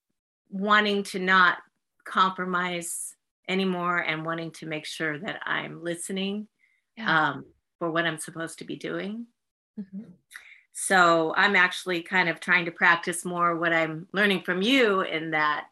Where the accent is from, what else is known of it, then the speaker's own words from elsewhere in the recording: San Diego, California, United States; moved away as an adult; now in South Carolina, United States; Born and raised.